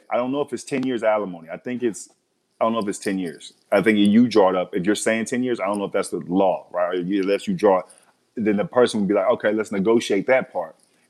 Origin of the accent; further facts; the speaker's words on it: Biloxi, Mississippi, United States; moved away; I'm from Biloxi, Mississippi. I'm from Biloxi. It's Biloxi. So I left Biloxi